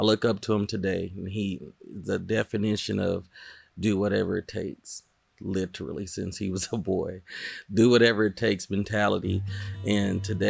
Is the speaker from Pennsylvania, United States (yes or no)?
no; Wewoka, Oklahoma, United States; growing up in Wewoka, we are a lot of the communities below that poverty